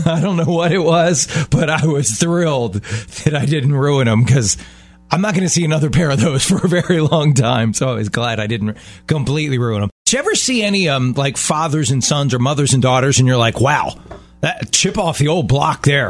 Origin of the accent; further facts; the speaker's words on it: Baltimore, Maryland, United States; my hometown in Baltimore